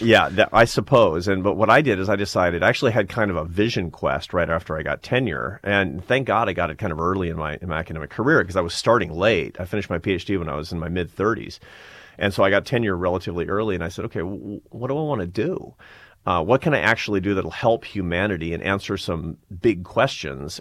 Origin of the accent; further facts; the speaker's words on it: Seattle, Washington, United States; moved away; I'm from Seattle, Washington. I'm from a, a liberal Democratic family in Seattle, Washington